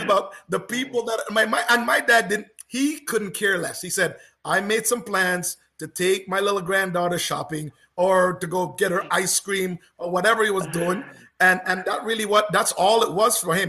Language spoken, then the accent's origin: English; Canada; as a Canadian